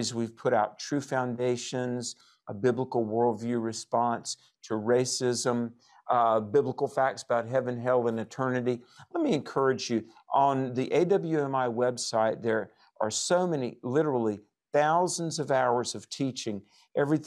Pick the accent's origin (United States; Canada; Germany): United States; North Carolina; My home state of North Carolina.